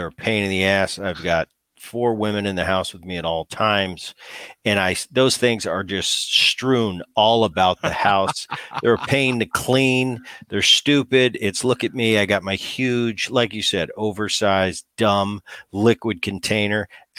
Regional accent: New Jersey, United States; And that's when I was growing up in Jersey

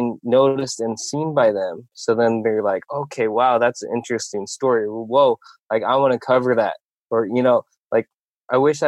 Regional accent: Iowa, United States; also born or lived in Korea; I was born in Korea. I grew up in Iowa, though, because I was adopted by my family in Iowa.

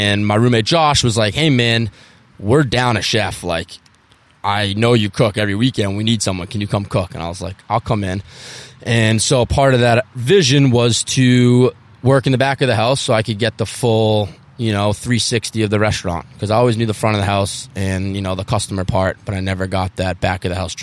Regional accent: outside of Boston, Massachusetts, United States; also born or lived in Cape Cod / Jackson Hole, Wyoming; I'm 33. I grew up outside of Boston.

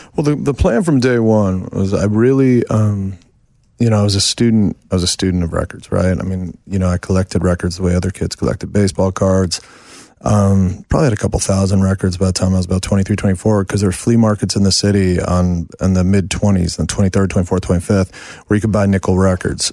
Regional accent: New York City, New York, United States; moved away as an adult; in New York till I was the age of forty

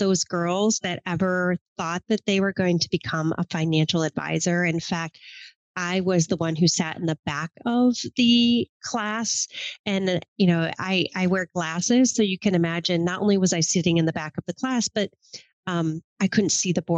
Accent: Michigan, United States; moved away as an adult; now in New York City, United States; I grew up in Michigan in the country, about as far from New York City life as you could imagine.

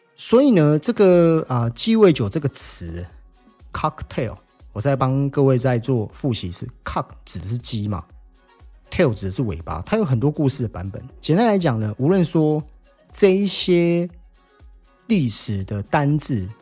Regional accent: Taiwan; 我们台湾人

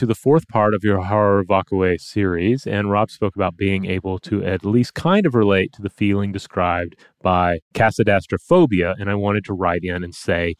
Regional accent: New England, United States; I grew up in New England, and so I was rarely confronted with them and never gave it too much thought.

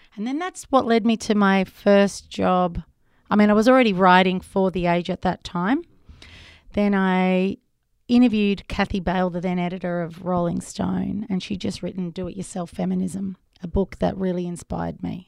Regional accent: Melbourne, Victoria, Australia; growing up in Melbourne

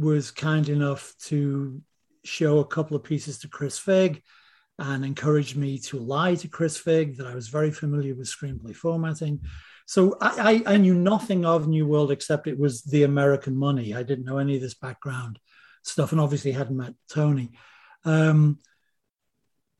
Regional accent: Liverpool, North West England, United Kingdom; moved away; We're all from Liverpool.

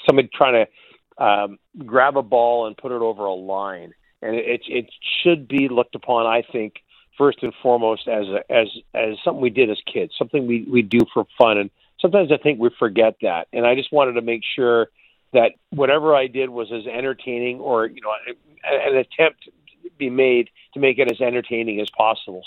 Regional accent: Burnaby, British Columbia, Canada; also born or lived in Red Deer; I'm from Burnaby, but I worked in Red Deer uh, for three years.

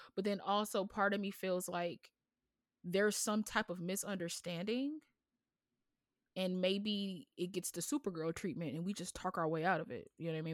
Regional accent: United States; an American with this voice

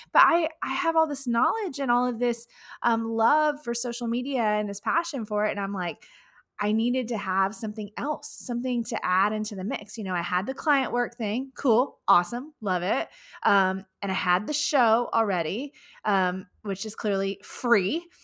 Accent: Houston, Texas, United States; Houston, Texas, right here in my hometown

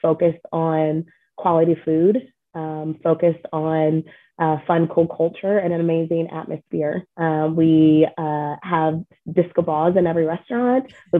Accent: Illinois, United States; I'm from Illinois. And so I went to college, and after college, I graduated and moved home with my parents for a year

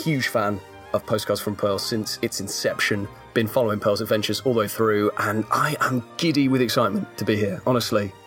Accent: United Kingdom; we're hokey British folk

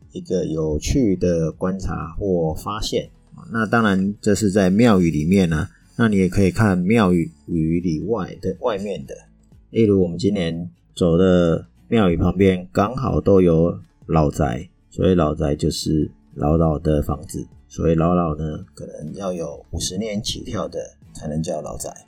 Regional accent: Taiwan; 我们台湾人

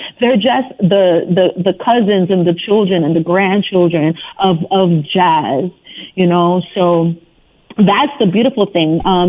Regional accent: Brooklyn, New York, United States; And it truly is an honor, especially being born and raised in Brooklyn, New York.

